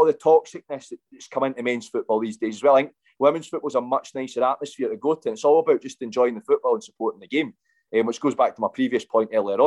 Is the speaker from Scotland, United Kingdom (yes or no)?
yes; Scotland, United Kingdom; as a Scotsman